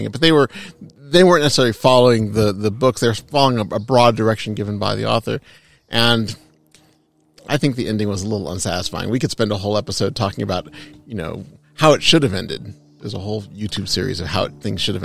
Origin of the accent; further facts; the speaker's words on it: Southern California, United States; for those of us who were born and raised in Southern California